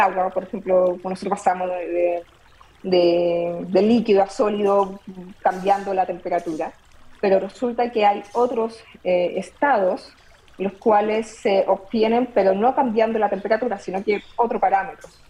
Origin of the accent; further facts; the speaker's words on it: Copiapó, Atacama, Chile; nos mudamos a la ciudad de Copiapó y eh, en séptimo básico decidí entrar a la Academia de Ciencias de mi colegio